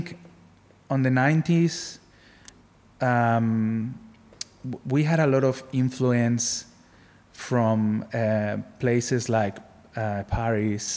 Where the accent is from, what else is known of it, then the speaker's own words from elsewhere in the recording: Barcelona, Catalonia, Spain; now in Australia; I'm from Barcelona.